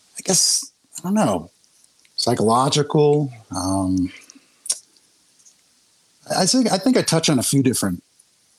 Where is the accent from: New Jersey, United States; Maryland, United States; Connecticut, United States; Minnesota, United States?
New Jersey, United States; Monmouth County; I grew up in Monmouth County.